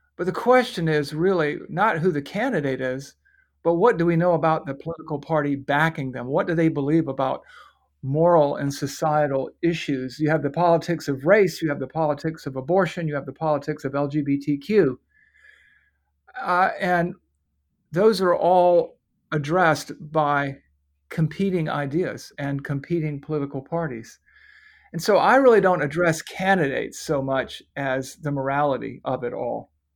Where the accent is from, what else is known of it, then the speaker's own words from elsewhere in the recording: United States; I'm an American, I'm a patriot, but above all, I'm a Christian